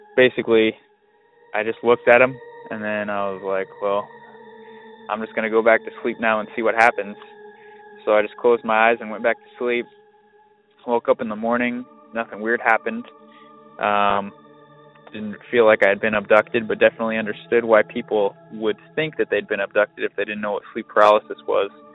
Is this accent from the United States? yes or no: yes; Lakewood, California, United States; now in Arizona, United States; we all grew up in Lakewood, California